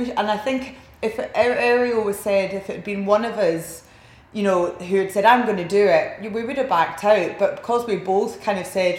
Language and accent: English; Scotland, United Kingdom; moved away as an adult; also born or lived in Sydney, Australia